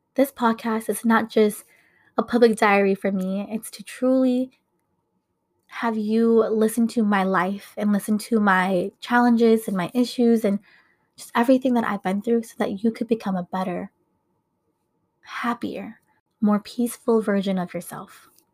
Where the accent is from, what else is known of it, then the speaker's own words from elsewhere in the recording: Minnesota, United States; I was born and raised here in Minnesota